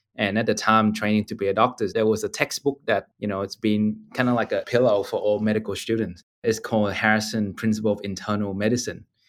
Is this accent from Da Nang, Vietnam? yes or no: no; Ho Chi Minh City, Vietnam; now in Australia; I grew up in Ho Chi Minh City in Vietnam and had a fortunate opportunity to come to Australia